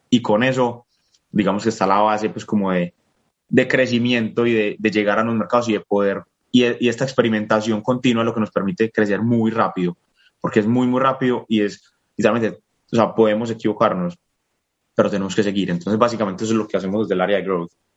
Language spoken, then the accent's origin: Spanish; Colombia; soy colombiano, ahora me encuentro en Texas, estaré aquí por el próximo mes y medio